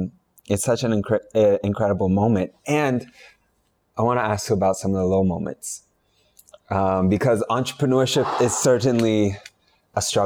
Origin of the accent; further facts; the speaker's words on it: California, United States; my home state, California.